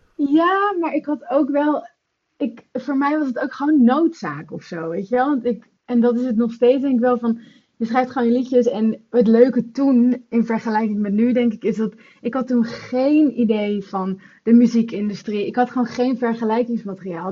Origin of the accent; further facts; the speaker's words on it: Netherlands; now in London, United Kingdom; ik kom uit Nederland, maar ik woon in Londen